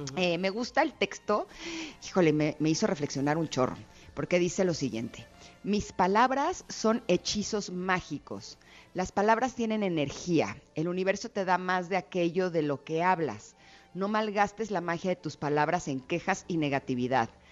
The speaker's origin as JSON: {"language": "Spanish", "country": "Mexico", "tie": "born or raised there", "said": "evidentemente soy mexicana, siempre he vivido aquí y, siempre he crecido con esta tradición"}